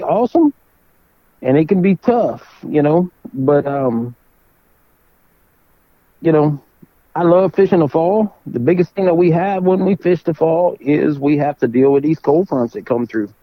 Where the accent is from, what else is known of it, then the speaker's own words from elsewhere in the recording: South Louisiana, United States; I'm from South Louisiana